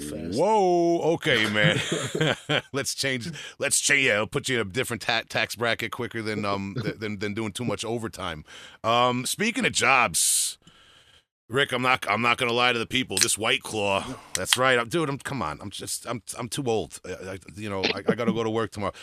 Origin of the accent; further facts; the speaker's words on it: Huntington Station, New York, United States; I'm from Huntington Station